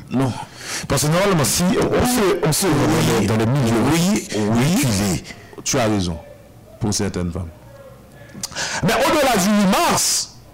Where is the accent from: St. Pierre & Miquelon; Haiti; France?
Haiti; mais chez nous en Haïti, nous avons des femmes qui se, qui, se livrent dans, une lutte quotidienne.